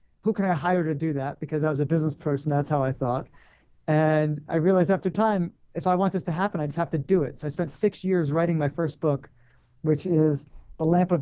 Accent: Connecticut, United States; moved away as an adult; also born or lived in New York / Los Angeles / Colorado / Israel; I grew up in Connecticut.

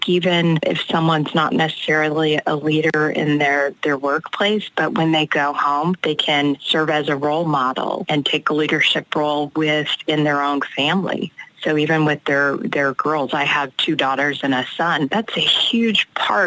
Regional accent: Los Angeles, California, United States; I came from South Central Los Angeles, the first generation

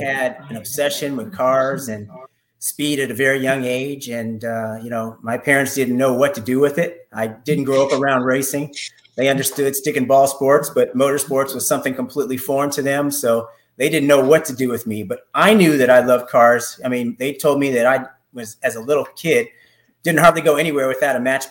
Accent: Oakland, California, United States; moved away as an adult; now in Atlanta, United States; I grew up in Northern California in the Oakland Hills.

